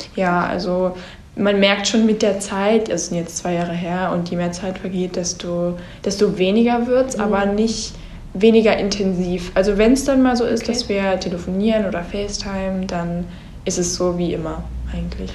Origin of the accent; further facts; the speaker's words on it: Germany; Ich komme aus Deutschland und ich bin ein Austauschschüler.